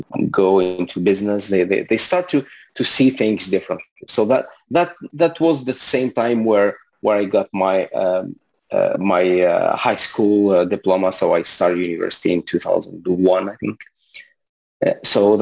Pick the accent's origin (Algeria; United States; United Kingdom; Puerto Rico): Algeria; English is a second language; moved away as an adult; also born or lived in Libya; now in Montreal, Canada; originally, I'm from Algeria. So I was born there and raised there